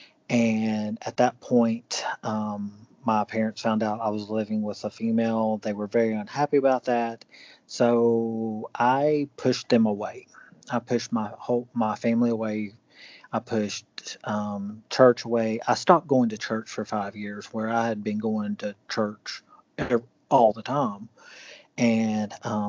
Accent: Cleveland, Tennessee, United States; also born or lived in Atlanta, Georgia / Brussels, Belgium / Paris, France / Uruguay; I'm from Cleveland, Tennessee.

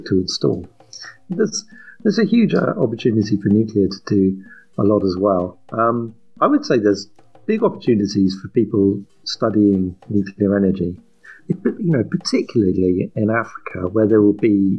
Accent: England, United Kingdom; As an English guy sitting here in London

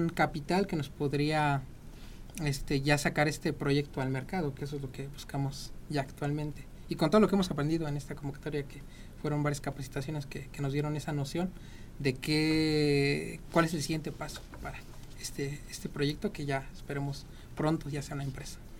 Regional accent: Amealco, Querétaro, Mexico; Nosotros somos de Amialco

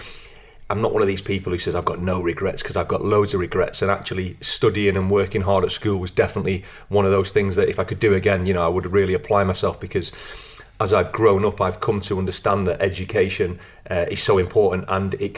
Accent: Blackpool, North West England, United Kingdom; I grew up in Blackpool

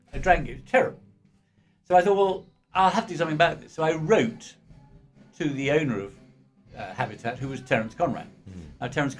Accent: Cheltenham, South West England, United Kingdom; was born and bred in Cheltenham.

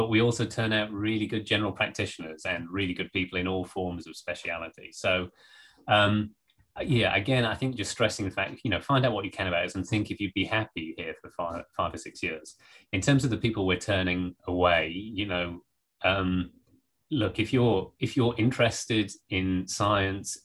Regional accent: the Northeast, North East England, United Kingdom; moved away as an adult; also born or lived in Norwich / Berkeley, California; I grew up in the Northeast

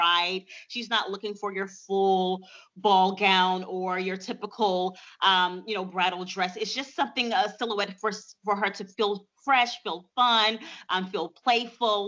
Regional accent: Montgomery, Alabama, United States; at the age of 15 in my hometown, Montgomery, Alabama

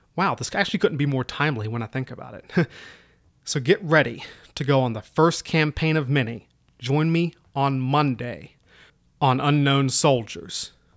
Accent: Southwest Virginia, United States; moved away as an adult; also born or lived in Kansas / Georgia / Korea / Middle East; I originally come from Southwest Virginia, right up near the Appalachians. So if my accent sounds weird, mm, that's why

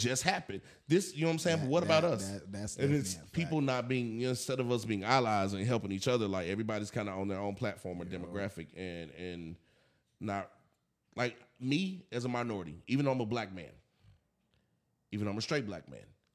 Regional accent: the South, Tennessee, United States; moved away as an adult; also born or lived in Bay Area, California; now in West Coast, United States; I'm from the South and I grew up in the South

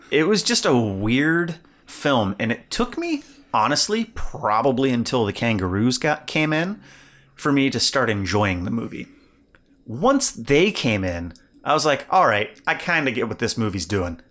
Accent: Evansville, Indiana, United States; I grew up in Evansville, Indiana

